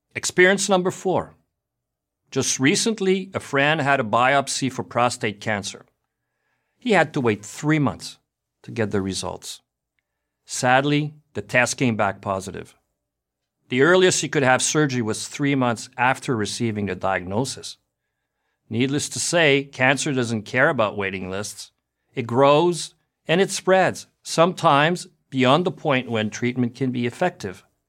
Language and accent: English; Montreal, Quebec, Canada; also born or lived in United States; I was born and raised in Montreal, Canada. That makes me French-Canadian.